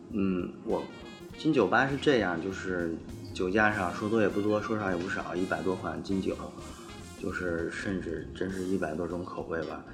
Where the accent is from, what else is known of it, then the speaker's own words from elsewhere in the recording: China; 我们中国人